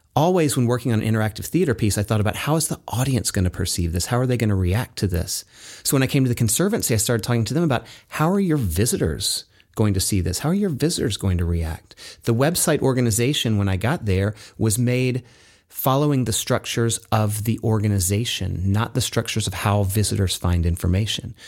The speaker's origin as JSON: {"language": "English", "region": "Tennessee", "country": "United States", "tie": "born or raised there", "also_born_or_lived": "New York / Santa Barbara, California", "moved": "yes", "said": "I grew up in Tennessee"}